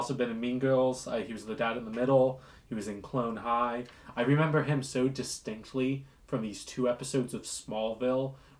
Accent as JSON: {"language": "English", "region": "Virginia", "country": "United States", "tie": "born or raised there", "said": "We were raised in Virginia."}